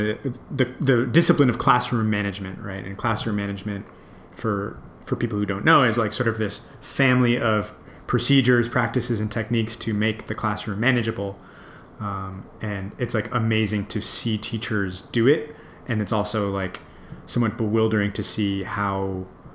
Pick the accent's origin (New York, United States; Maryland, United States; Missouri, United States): New York, United States; moved away as an adult; now in San Francisco, United States; I'm from New York originally, but I've been in San Francisco for about almost 10 years.